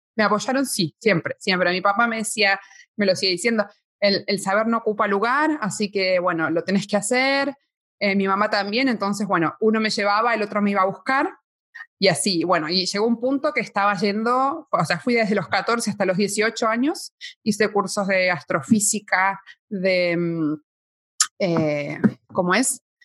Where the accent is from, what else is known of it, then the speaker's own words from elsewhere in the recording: Buenos Aires, Argentina; now in Spain; Soy argentina, nací en Buenos Aires, en la preciosa ciudad de Buenos Aires.